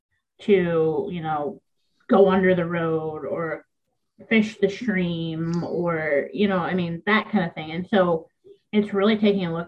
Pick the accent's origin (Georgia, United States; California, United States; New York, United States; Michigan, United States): Michigan, United States; moved away as an adult; now in Maine, United States; in my home state of Michigan still.